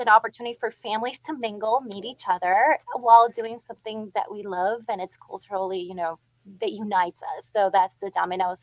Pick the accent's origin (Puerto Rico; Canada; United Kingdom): Puerto Rico; moved away; I grew up playing dominoes in Puerto Rico